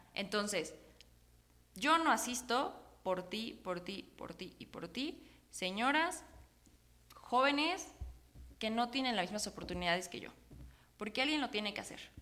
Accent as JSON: {"language": "Spanish", "region": "Puebla", "country": "Mexico", "said": "como poblanos, pero sobre todo también como mexicanas y mexicanos"}